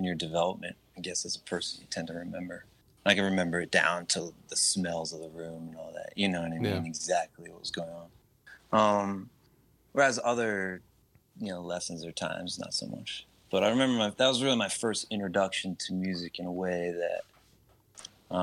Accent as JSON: {"language": "English", "town": "West Chester", "region": "Pennsylvania", "country": "United States", "tie": "born or raised there", "moved": "as an adult", "lives_now": "New York, United States", "said": "So I'm from the Philadelphia area, Westchester, Pennsylvania. And at the time when I was growing up, it was definitely more suburban and rural than it is now"}